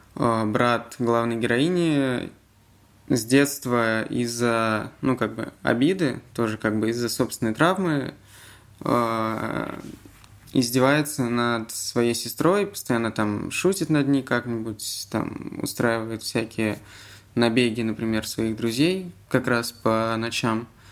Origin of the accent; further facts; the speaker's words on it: Zelenograd, Moscow, Russia; Я из Зеленограда, это часть Москвы.